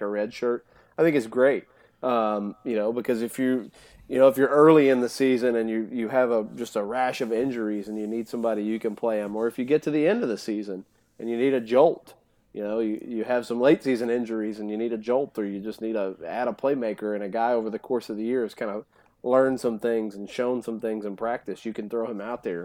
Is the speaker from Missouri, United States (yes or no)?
no; near Nashville, Tennessee, United States; I grew, I grew up in near Nashville